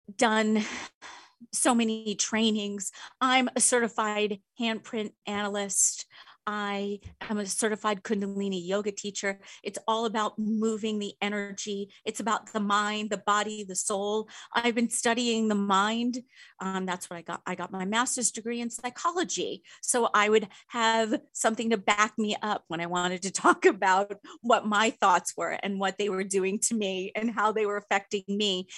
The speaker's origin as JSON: {"language": "English", "area": "Long Island", "region": "New York", "country": "United States", "tie": "born or raised there", "said": "I grew up in New York on Long Island."}